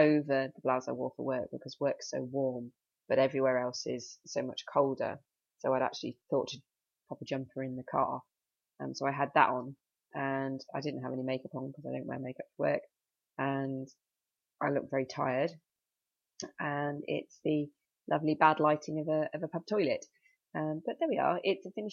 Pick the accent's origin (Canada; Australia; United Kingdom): United Kingdom; now in Cheshire, United Kingdom; I'm British with my obsession with the weather